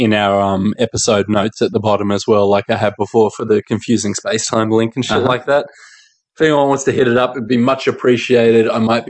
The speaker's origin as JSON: {"language": "English", "town": "Manly", "region": "New South Wales", "country": "Australia", "tie": "born or raised there"}